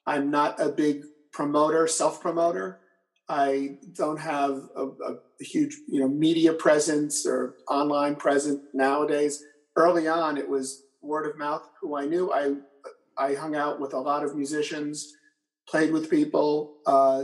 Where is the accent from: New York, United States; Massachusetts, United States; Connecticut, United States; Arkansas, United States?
New York, United States; Port Chester; I grew up in Portchester and I still live in Portchester